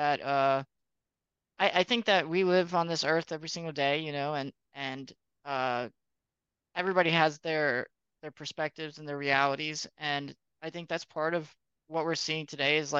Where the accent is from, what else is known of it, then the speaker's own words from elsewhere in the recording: North Carolina, United States; first language English; moved away as an adult; now in Arizona, United States; I'm from North Carolina, but so I am American.